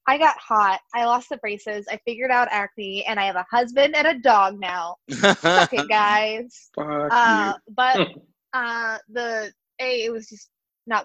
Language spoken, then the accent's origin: English; Louisiana, United States; moved away; I'm from Louisiana